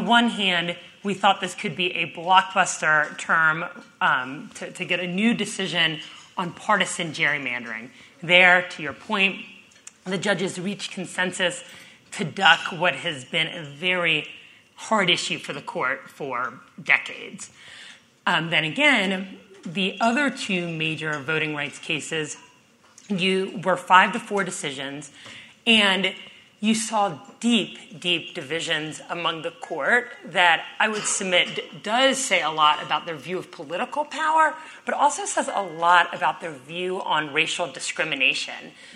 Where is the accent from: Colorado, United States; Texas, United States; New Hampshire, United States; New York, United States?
Texas, United States; my home state of Texas